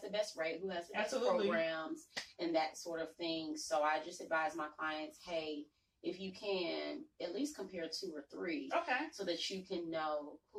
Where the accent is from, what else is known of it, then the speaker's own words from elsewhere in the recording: Atlanta, Georgia, United States; growing up in Atlanta, this is not old Atlanta.